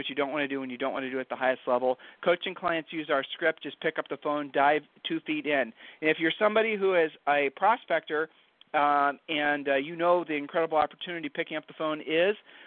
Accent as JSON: {"language": "English", "region": "Ohio", "country": "United States", "said": "we're from Ohio, so I'll just use an Ohio saying for you"}